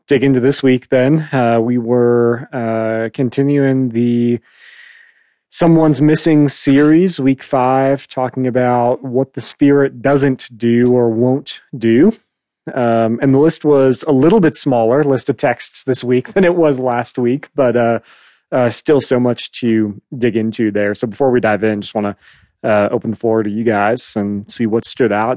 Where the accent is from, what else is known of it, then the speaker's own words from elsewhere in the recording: Phoenix, Arizona, United States; also born or lived in Chicago; Growing up in Phoenix